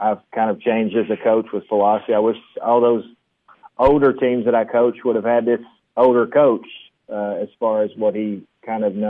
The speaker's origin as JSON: {"language": "English", "town": "Monterey", "region": "Tennessee", "country": "United States", "tie": "born or raised there", "said": "I'm from Monterey and I get to coach here"}